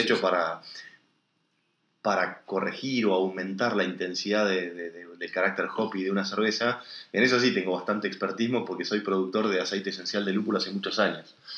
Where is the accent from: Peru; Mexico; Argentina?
Argentina; El Bolsón, Río Negro